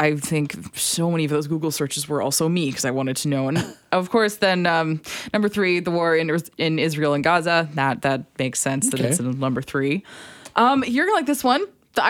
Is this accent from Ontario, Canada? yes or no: no; Alberta, Canada; now in Vancouver, Canada; I'm from Alberta.